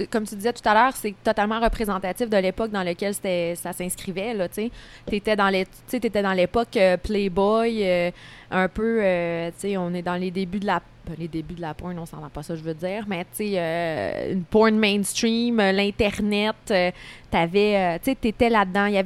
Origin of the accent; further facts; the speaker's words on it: Beauceville, Quebec, Canada; elle vient de ma ville